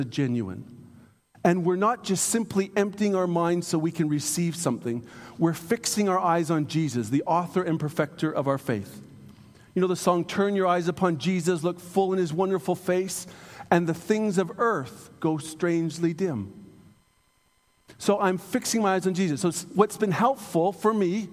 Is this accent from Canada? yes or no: yes; Canada; I'm a Canadian